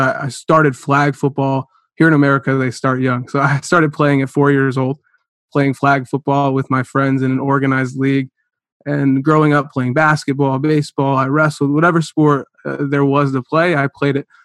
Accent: Cleveland, Ohio, United States; also born or lived in Concord, Ohio / Chardon, Ohio; I grew up in Cleveland, Ohio

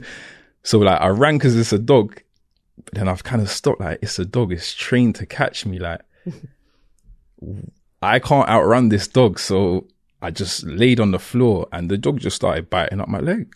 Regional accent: London, United Kingdom; accent: Cockney; I was born in Camden, raised in Camden

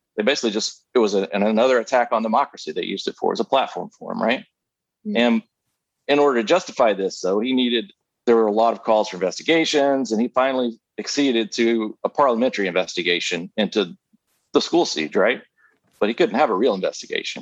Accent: the South, United States; I grew up in the South, born and raised.

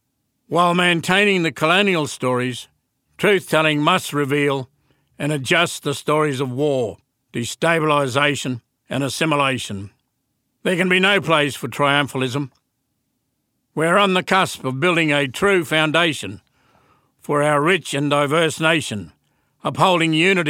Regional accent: Western Australia, Australia; I'm a Yaru Bunnaga man, a long way from my home country, in the land of the Noongar.

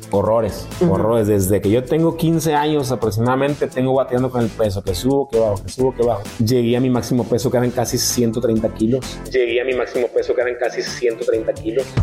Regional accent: Mexico; porque nuestra música sea cada vez digna de representarnos como mexicanos.

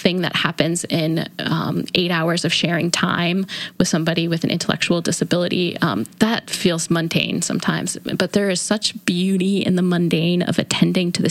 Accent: Hamburg, New York, United States; I grew up in Buffalo, New York, actually in a little suburb south of Buffalo called Hamburg, New York

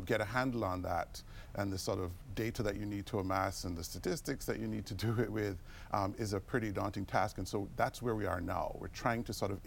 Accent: Jamaica; moved away as an adult; also born or lived in United Kingdom / Minnesota, United States / Houston, United States; now in United States; I grew up in Jamaica. That's where I did medical school

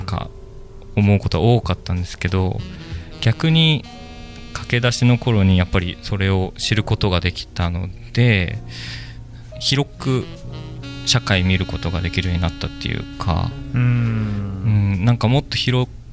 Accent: Hokkaido, Japan; moved away as an adult; also born or lived in Tokyo; 僕北海道の生まれで

